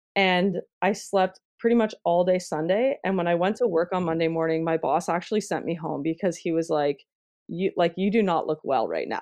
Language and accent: English; Ontario, Canada; I'm Canadian